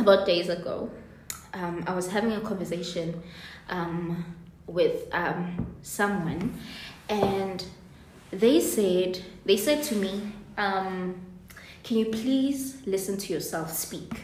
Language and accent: English; Soweto, Gauteng, South Africa; moved away as an adult; now in Cape Town, South Africa; So I'm from Soweto, the part of Soweto called Mufulo Village